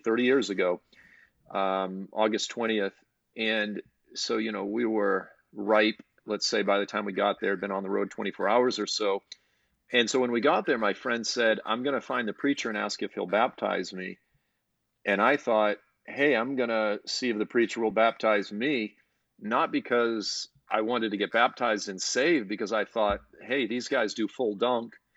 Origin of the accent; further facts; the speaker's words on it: South Shore of Massachusetts, United States; I grew up on the South Shore of Massachusetts, just sort of south of Boston